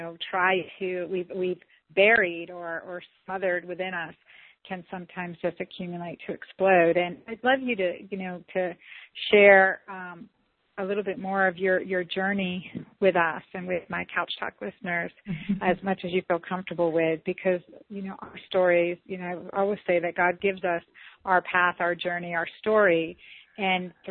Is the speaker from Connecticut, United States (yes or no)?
no; St. Simons Island, Georgia, United States; I'm from St. Simons Island, Georgia